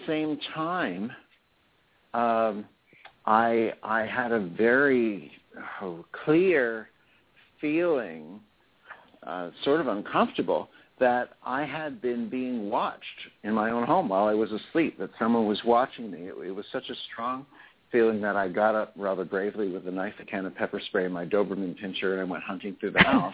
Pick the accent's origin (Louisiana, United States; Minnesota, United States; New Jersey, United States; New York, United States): New Jersey, United States; I'm originally from New Jersey